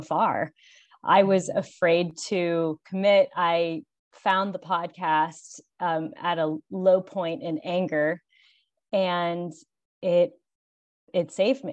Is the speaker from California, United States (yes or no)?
no; Pittsburgh, Pennsylvania, United States; moved away as an adult; now in Charleston, United States; I'm originally from Pittsburgh, Pennsylvania